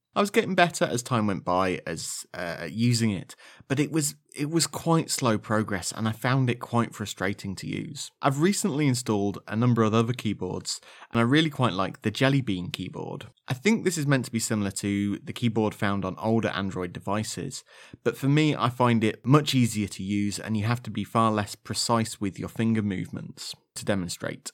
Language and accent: English; Leicestershire, East Midlands, United Kingdom; accent: slightly Leicestershire; my slightly Leicestershire accent